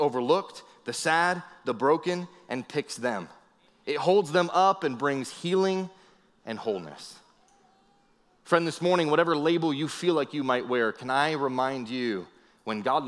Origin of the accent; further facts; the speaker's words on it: New England, Vermont, United States; also born or lived in Tennessee / Arkansas / California / Texas; now in Las Vegas, United States; I grew up in New England, Vermont, and then I moved to Tennessee